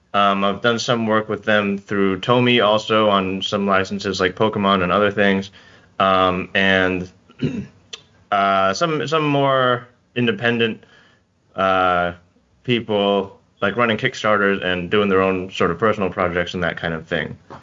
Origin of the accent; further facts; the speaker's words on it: Bay Area, California, United States; I'm from the Bay Area, California